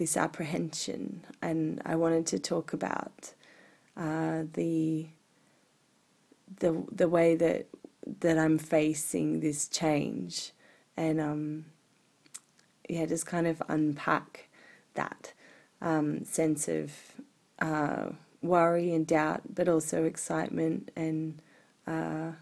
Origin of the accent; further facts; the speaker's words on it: Sydney, New South Wales, Australia; moved away as an adult; also born or lived in Japan / Glastonbury, United Kingdom; now in Blue Mountains, Australia; We're moving away from the Northern Beaches here in Sydney, where I grew up, and I've lived almost all of my life.